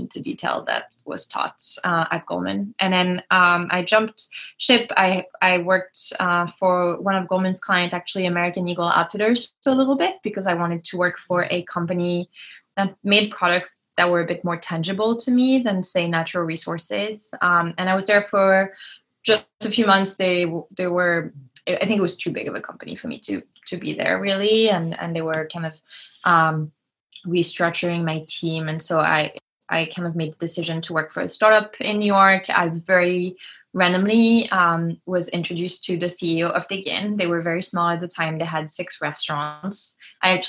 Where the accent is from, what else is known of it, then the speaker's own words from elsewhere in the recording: France; moved away as an adult; also born or lived in Lyon, France / Cannes, France / Providence, Rhode Island, United States; I grew up between Lyon and Cannes, the south of France